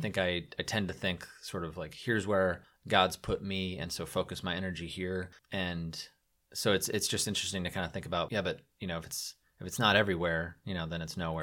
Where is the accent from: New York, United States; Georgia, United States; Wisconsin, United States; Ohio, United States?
Ohio, United States; outside of Cleveland; I grew up outside of Cleveland